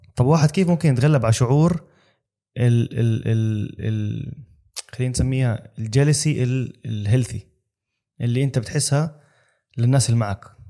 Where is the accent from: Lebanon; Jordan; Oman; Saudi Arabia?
Jordan; Amman, Amman Governorate; now in Dubai, United Arab Emirates; انا اردني